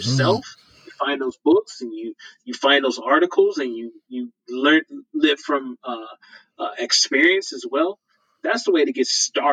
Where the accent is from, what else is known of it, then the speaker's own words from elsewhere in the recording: Houston, Texas, United States; now in Idaho, United States; I'm originally from Houston, Texas.